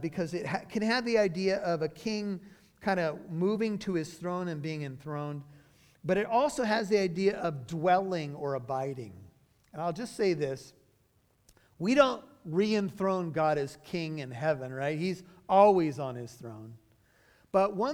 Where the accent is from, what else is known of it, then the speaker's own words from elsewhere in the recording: United States; I'm an American citizen